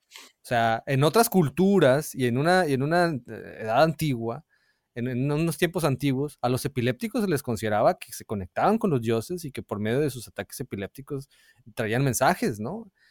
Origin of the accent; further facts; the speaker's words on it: Hermosillo, Sonora, Mexico; moved away; cuando vivía de niño en Hermosillo